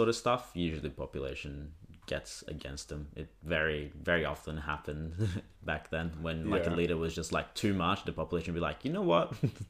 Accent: Brazil; now in Australia; I grew up in Brazil

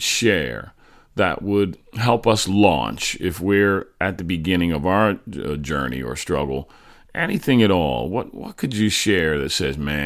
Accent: New Jersey, United States; moved away as an adult; also born or lived in California; I remember moving to California after growing up in New Jersey

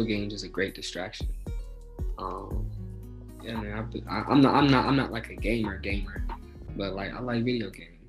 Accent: Texas, United States; born there; now in Akron, United States; So I was born in Texas, but I currently reside in Akron, Ohio.

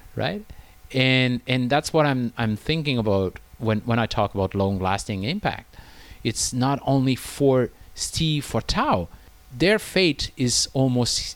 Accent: France; moved away as an adult; now in China; in France, my home country

